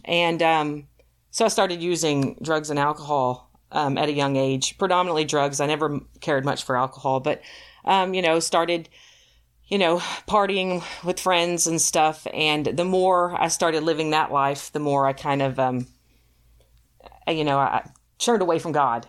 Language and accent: English; Texas, United States; moved away as an adult; also born or lived in Ohio; now in Michigan, United States; I'm from Texas